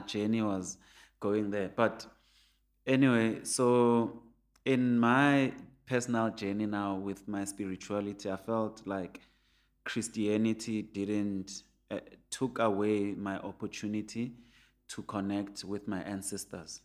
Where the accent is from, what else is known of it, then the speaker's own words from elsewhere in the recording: Soweto, Gauteng, South Africa; I grew up in Pienville, which has a golf course